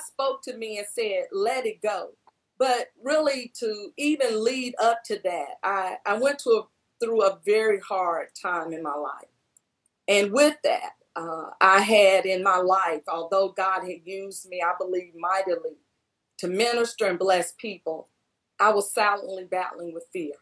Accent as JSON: {"language": "English", "town": "Batesville", "region": "Mississippi", "country": "United States", "moved": "yes", "lives_now": "Tennessee, United States", "said": "I'm from Batesville, Mississippi"}